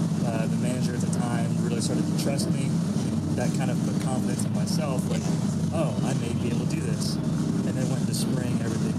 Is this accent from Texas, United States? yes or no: yes; Fort Worth, Texas, United States; Fort Worth